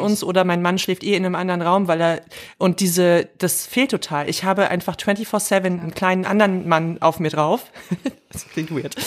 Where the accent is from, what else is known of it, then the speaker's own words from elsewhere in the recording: the East, eastern Germany, Germany; wir kommen jetzt alle zufällig aus dem Osten